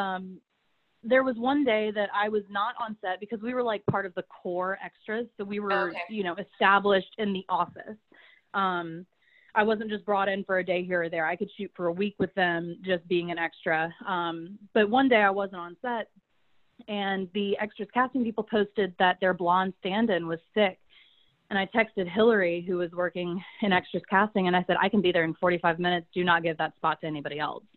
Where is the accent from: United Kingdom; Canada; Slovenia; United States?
United States; Atlanta, Georgia; also born or lived in Jacksonville, Florida; I was born and raised in Atlanta, Georgia